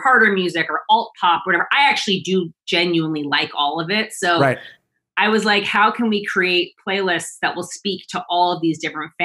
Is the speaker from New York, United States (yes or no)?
yes; New York City, New York, United States; moved away as an adult; also born or lived in Los Angeles; as a New Yorker